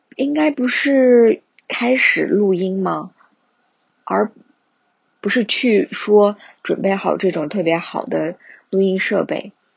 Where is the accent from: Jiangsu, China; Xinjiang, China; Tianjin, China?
Xinjiang, China; Kashgar; now in Beijing, China; 我家乡喀什那边的生活